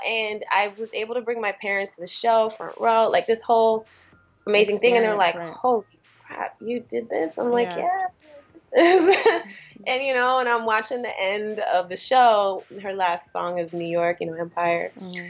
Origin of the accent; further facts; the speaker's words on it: Eritrea; born there; moved away; Well, I'm East African. I'm from, I was born in Eritrea.